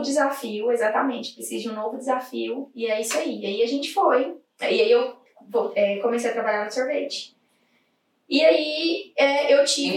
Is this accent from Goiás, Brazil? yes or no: yes; Goiás, Brazil; moved away as an adult; now in Ireland; eu sou de Goiás